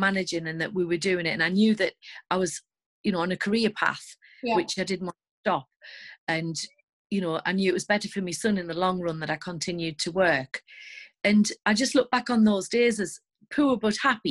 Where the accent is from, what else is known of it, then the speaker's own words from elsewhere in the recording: the north of England, United Kingdom; accent: northern English; As you can probably tell by my accent, I live in the north of England